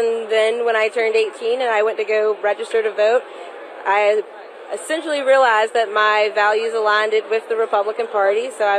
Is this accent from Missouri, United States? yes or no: no; North Carolina, United States; I was born and raised in North Carolina